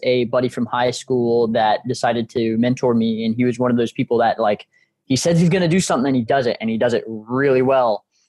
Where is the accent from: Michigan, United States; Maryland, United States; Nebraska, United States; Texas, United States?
Texas, United States; Galveston; also born or lived in Houston; being a military family, as I said, grandfather Marine, dad Marine, we moved around a little bit whenever I was growing up, but settled down, I think it was like 2000 in Galveston. Then we moved to Houston